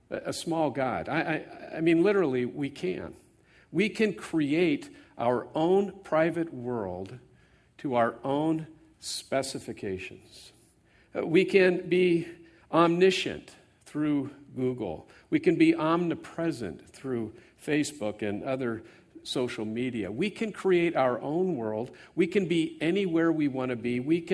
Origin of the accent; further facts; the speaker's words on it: California, United States; I grew up here in the Bay Area, and by the way, my brother and his wife Jan are here.